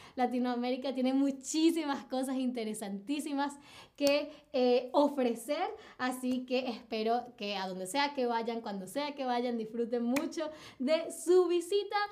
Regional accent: Venezuela; yo nací en Venezuela

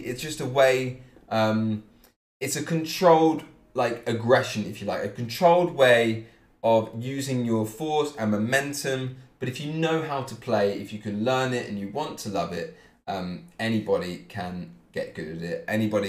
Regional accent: Cambridge, East of England, United Kingdom; I am from Cambridge in England.

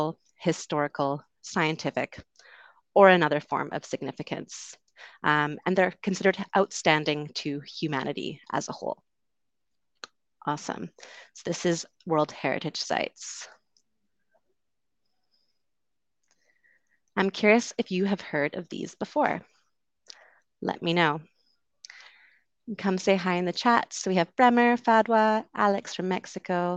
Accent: West Coast of Canada, Canada; moved away as an adult; also born or lived in London, United Kingdom; I'm originally from Canada. I grew up on the West Coast.

